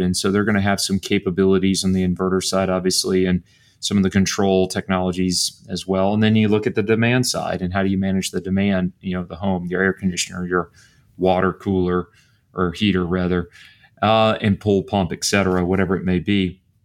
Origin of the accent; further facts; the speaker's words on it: Bryan, Texas, United States; I grew up in Bryan, Texas.